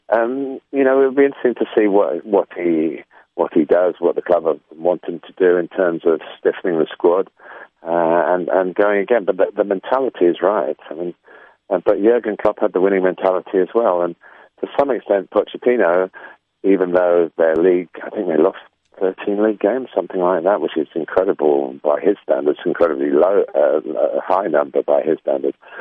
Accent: England, United Kingdom; I suppose deep down I am English

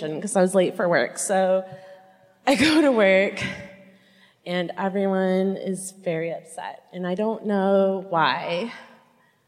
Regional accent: Muskegon, Michigan, United States; I'm from the West Side in Muskegon

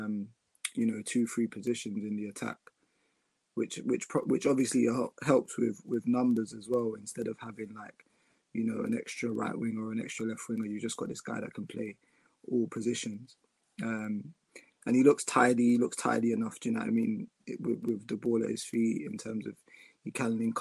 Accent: Ghana; I'm Ghanaian

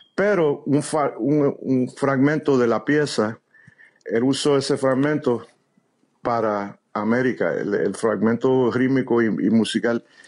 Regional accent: New York City, New York, United States; born or raised there

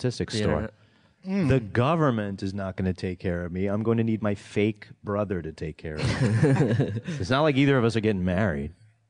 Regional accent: New York, United States; also born or lived in Los Angeles; And I'm from New York, but also down

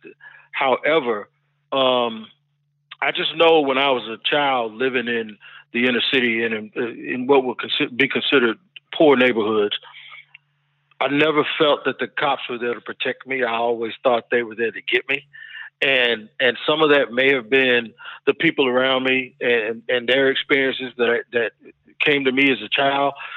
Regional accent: Jacksonville, Florida, United States; also born or lived in Washington, D.C.; Grew up in Jacksonville, Florida, and in Washington, D.C.

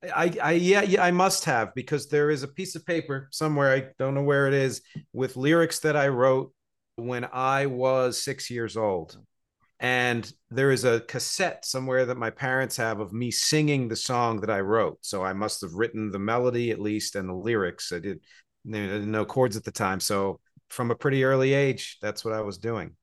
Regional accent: New Jersey, United States; moved away as an adult; also born or lived in Philadelphia, Pennsylvania; now in New York City, United States; I was born in Philadelphia, grew up in New Jersey, I live here in New York City. I've been here for about 23 years.

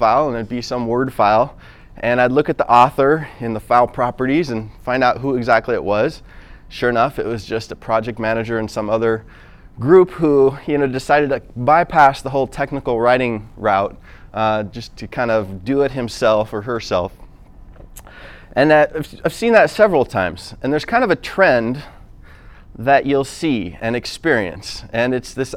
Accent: United States; now in Utah, United States; I'm actually from Washington, but I live in Utah, came out here.

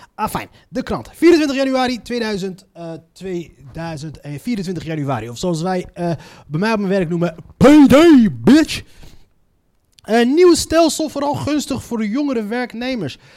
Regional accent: Morocco; Ik als Marokkaan

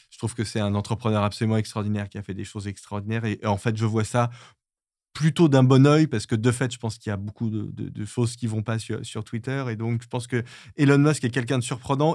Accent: France; je suis français

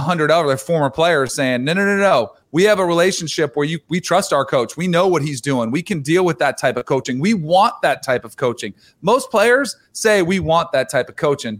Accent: Florida, United States; I grew up in Florida

